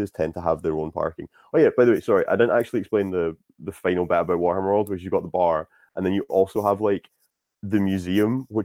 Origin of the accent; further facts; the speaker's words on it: Scotland, United Kingdom; I'm Scottish.